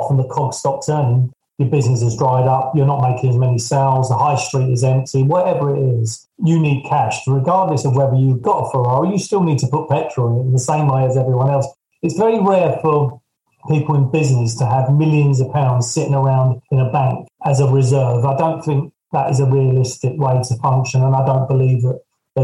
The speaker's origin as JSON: {"language": "English", "area": "Surrey", "region": "South East England", "country": "United Kingdom", "said": "I'm from Surrey"}